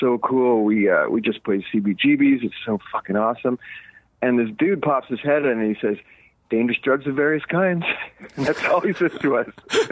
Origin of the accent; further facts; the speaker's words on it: Montreal, Quebec, Canada; now in Los Angeles, United States; growing up in Montreal